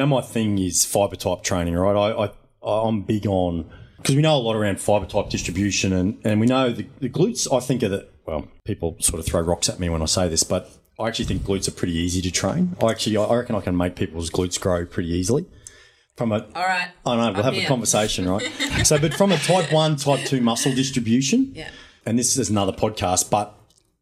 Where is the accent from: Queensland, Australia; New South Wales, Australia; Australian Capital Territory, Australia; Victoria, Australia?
Queensland, Australia; Chinchilla; I'm from Chinchilla, Western Queensland